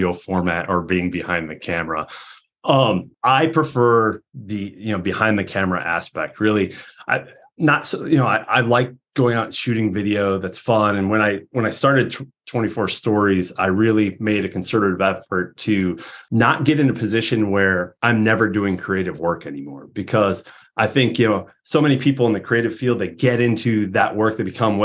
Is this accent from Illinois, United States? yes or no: yes; Peoria, Illinois, United States; moved away; I'm from Peoria, Illinois originally